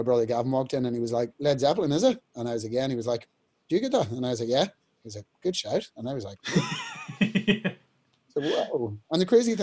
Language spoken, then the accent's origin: English; Newry, Northern Ireland, United Kingdom; We were in Woolworths in Newry, in my hometown